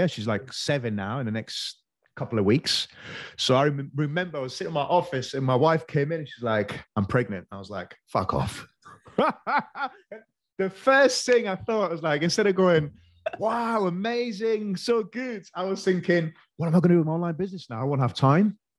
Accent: Greece; moved away as an adult; growing up in Greece

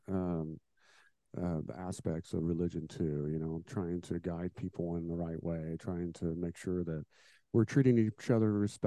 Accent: Indiana, United States; I was born and raised here, and I've lived here pretty much my whole life

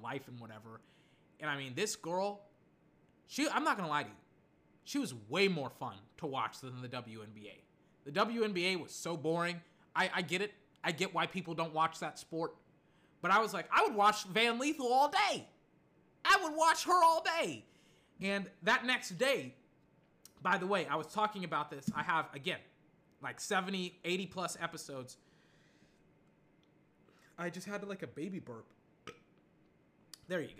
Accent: United States; being American myself

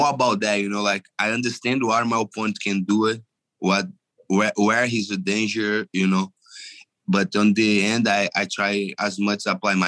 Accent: Angra dos Reis, Rio de Janeiro, Brazil; English is a second language; moved away as an adult; also born or lived in Belo Horizonte; I'm from Brazil, Rio de Janeiro. Angra dos

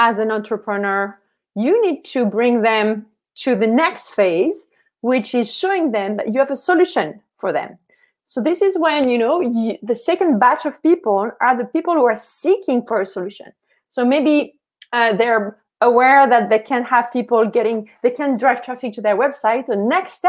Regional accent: France; I'm from France

